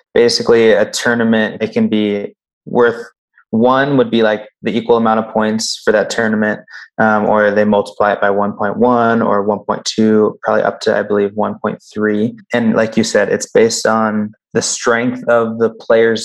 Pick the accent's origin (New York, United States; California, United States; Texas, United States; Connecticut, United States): California, United States; San Diego; now in Boise, United States; My family and I was raised in San Diego, California.